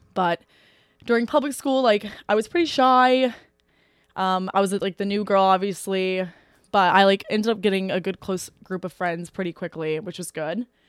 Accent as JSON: {"language": "English", "town": "Eaton", "region": "Ohio", "country": "United States", "said": "I literally live thirty minutes north of Oxford in a town called Eaton"}